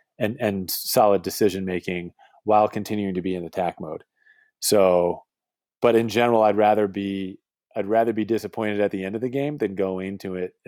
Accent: Boston, Massachusetts, United States; moved away as an adult; now in West Coast, United States; Look, I moved away from Boston close to 15 years ago now to live on the West Coast

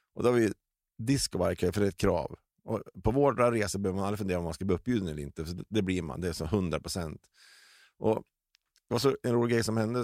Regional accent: Delsbo, Gävleborg County, Sweden; jag är uppvuxen i Delsbo.

